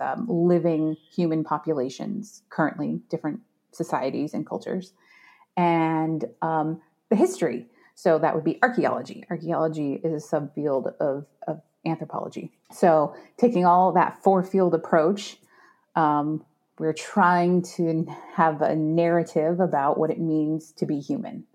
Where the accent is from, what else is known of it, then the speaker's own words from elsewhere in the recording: Arizona, United States; also born or lived in Washington State; I'm from Arizona and it's 120 degrees in the shade in the summertime